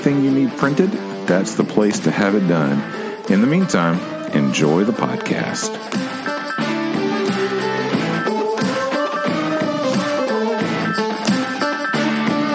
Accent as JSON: {"language": "English", "town": "Nashville", "region": "Tennessee", "country": "United States", "tie": "born or raised there", "said": "growing up in Nashville"}